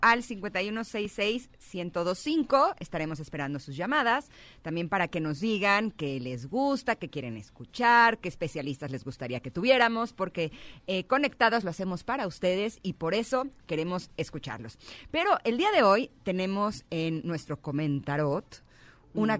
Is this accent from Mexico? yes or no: yes; Mexico; soy mexicana